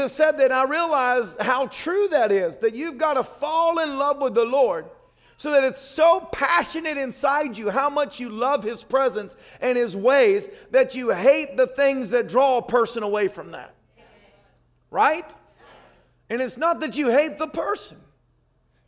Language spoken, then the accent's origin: English; the South, United States; I was raised in the South